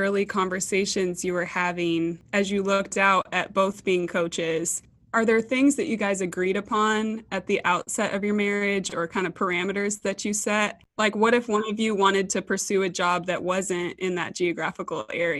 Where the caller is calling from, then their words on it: Texas, United States; As always, I'm calling in from Texas.